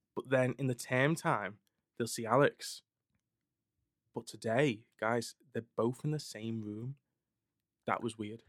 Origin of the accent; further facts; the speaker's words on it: Skelmersdale, North West England, United Kingdom; I'm from scam